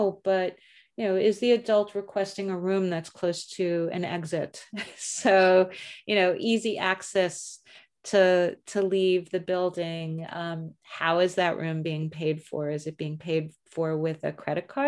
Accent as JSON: {"language": "English", "country": "United States", "accent": "American", "said": "my American accent"}